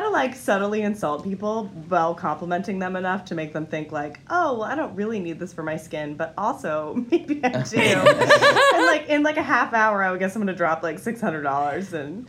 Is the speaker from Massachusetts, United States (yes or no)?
yes; Massachusetts, United States; moved away; I grew up in Massachusetts